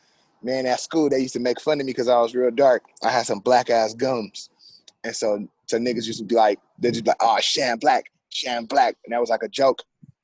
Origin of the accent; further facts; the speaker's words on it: San Diego, California, United States; I'm from San Diego, man. I grew up off 30th Street, off 30th and Clay. I went to Logan Elementary School. I went to Memorial Junior High School, graduated from San Diego High, class of 2006, School of Business.